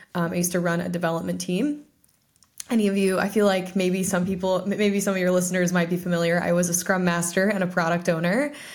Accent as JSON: {"language": "English", "region": "Ohio", "country": "United States", "tie": "born or raised there", "said": "my hometown, which is in Ohio"}